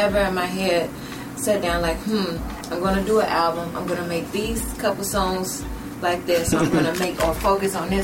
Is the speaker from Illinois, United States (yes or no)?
yes; Chicago, Illinois, United States; I'm from Chicago.